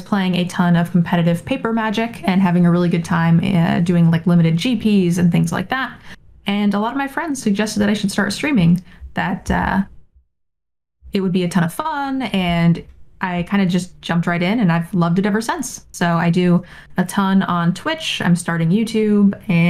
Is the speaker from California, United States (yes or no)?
yes; California, United States; I was from California.